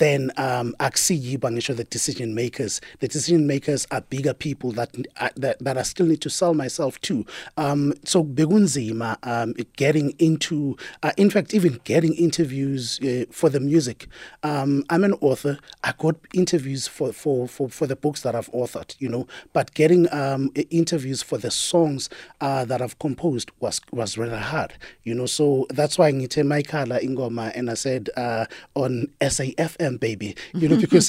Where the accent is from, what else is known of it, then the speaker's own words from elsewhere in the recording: Daveyton, Gauteng, South Africa; I'm from the East, yes.